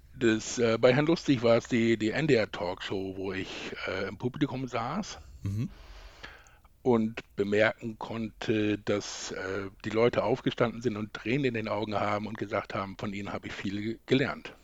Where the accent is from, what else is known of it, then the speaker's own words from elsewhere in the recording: Lilienthal, Lower Saxony, Germany; ich komme aus der Nähe von Bremen. Lilienthal heißt das kleine Dorf